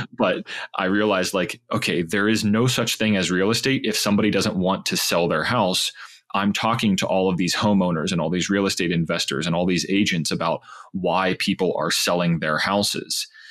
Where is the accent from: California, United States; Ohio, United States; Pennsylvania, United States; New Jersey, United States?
Pennsylvania, United States; Pittsburgh; I grew up in Pittsburgh, Pennsylvania